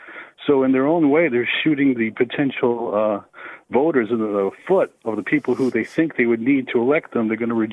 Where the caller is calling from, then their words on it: Long Beach, California, United States; I'm actually calling from I'm actually calling from Long Beach, California.